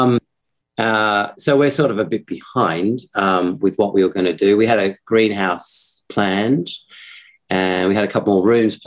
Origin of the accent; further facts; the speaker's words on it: Australia; accent: ocker; also born or lived in Hong Kong; now in Hampshire, United Kingdom; being Australian